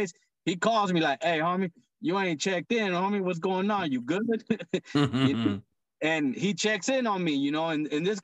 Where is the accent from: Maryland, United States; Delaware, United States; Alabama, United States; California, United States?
California, United States; Monrovia; moved away as an adult; now in Northern California, United States; I'm from Southern California